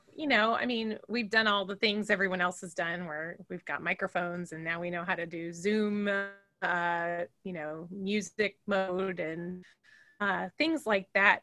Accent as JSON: {"language": "English", "town": "Fresno", "region": "California", "country": "United States", "tie": "born or raised there", "also_born_or_lived": "Chicago, Illinois", "moved": "as an adult", "lives_now": "Macomb, United States", "said": "I grew up in Fresno, California"}